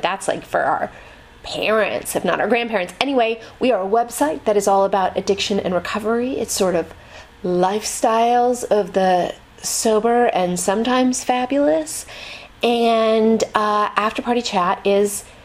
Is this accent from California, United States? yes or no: yes; Marin, California, United States; I'm from Marin